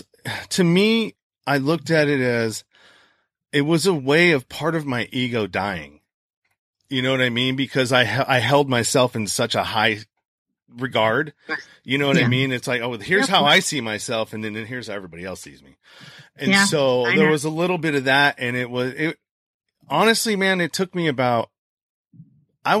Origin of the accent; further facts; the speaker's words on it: California, United States; I'm from California